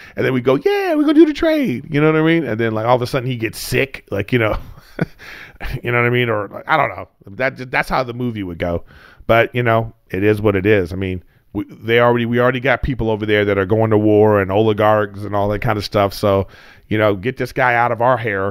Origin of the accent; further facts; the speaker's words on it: United States; we as American people